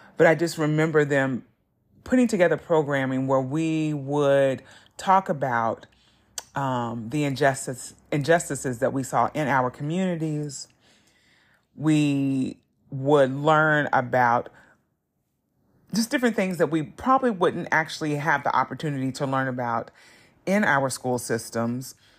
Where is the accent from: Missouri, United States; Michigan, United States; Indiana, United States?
Indiana, United States; Southern; growing up in Southern Indiana wasn't easy being a black person